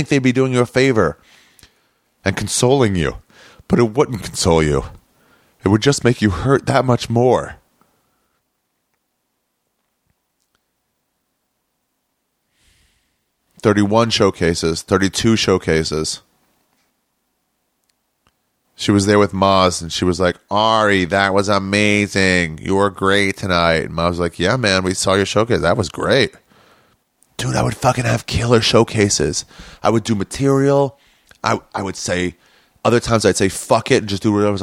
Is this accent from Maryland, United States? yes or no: yes; Maryland, United States; now in Los Angeles, United States; I'm from Maryland